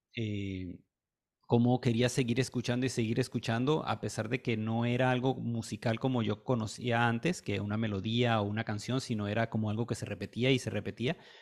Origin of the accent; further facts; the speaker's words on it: Caracas, Capital District, Venezuela; yo soy de Venezuela, nací en Caracas